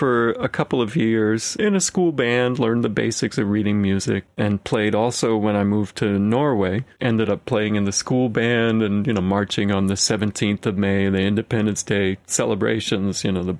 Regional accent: Caripito, Monagas, Venezuela; born there; Yeah, so I was born in Venezuela, in the eastern part of Venezuela near the Guyana border, in a very small town called Caripito.

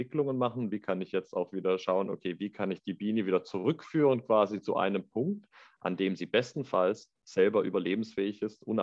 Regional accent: Lake Constance, Germany; also ich bin aufgewachsen am Bodensee

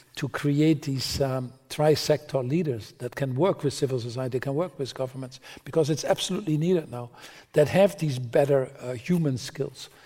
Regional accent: Netherlands; I was born in the Netherlands

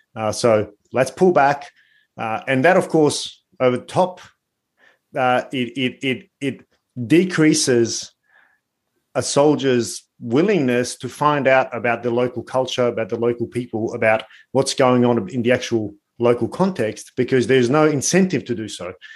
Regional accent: Bosnia & Herzegovina; I'm from Bosnia

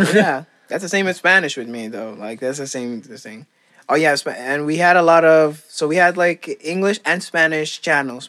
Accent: Curaçao; first language Papiamento; English is a second language; moved away as an adult; also born or lived in Aruba; now in Netherlands; I was born in Curacao, and then I lived there for like um, lived there for a while, and then I moved to Aruba. But the the same amount of time that I lived in Curacao, I lived in Aruba

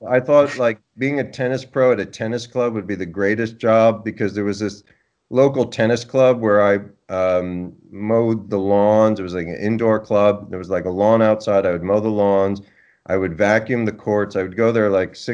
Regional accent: Oakland, New Jersey, United States; I grew up in northern New Jersey, a little town called Oakland

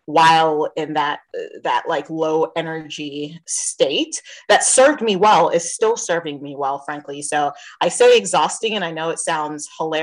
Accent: Jamaica; moved away; even though I'm Jamaican, I grew up on an island

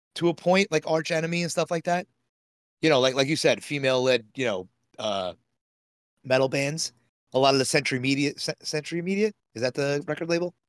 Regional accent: New York City, New York, United States; I grew up in Bayside

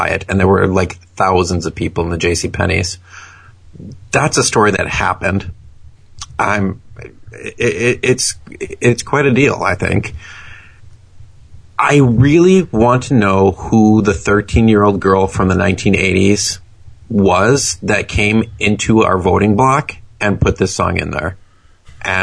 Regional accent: Schaumburg, Illinois, United States; my hometown of Schaumburg, Illinois

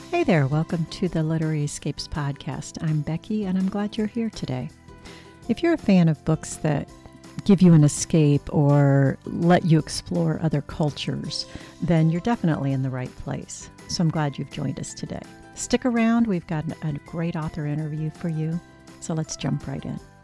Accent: Florida, United States; also born or lived in DeLand; I'm down in Florida

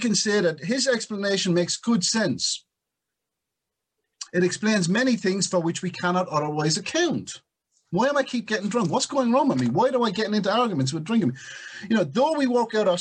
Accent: Ireland; I was Irish when it came out of my mother's womb

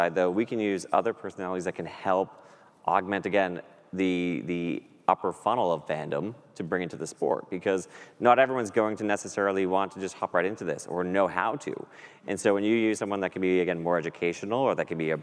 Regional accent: Boston, Massachusetts, United States; I grew up here in Boston as a Red Sox fan

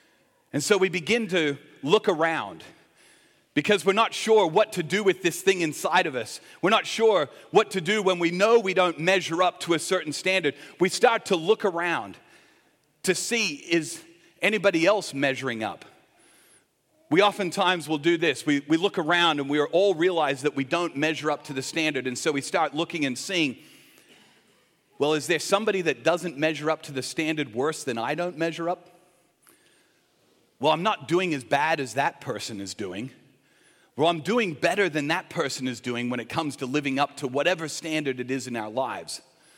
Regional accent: Australia; born there; When I was born here in Australia, but I was born to American parents. So I'm what they call a U.S. citizen born abroad.

